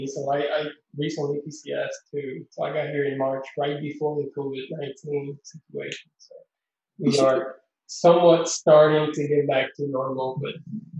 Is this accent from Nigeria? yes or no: no; Puerto Rico; first language Spanish; English is a second language; moved away; also born or lived in San Antonio; I'm from Puerto Rico, right? So I grew up speaking Spanish.